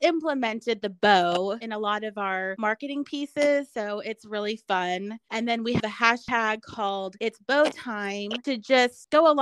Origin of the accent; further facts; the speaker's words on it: Dallas, Texas, United States; moved away as an adult; also born or lived in Colleyville, Texas; now in Oklahoma, United States; I'm from Dallas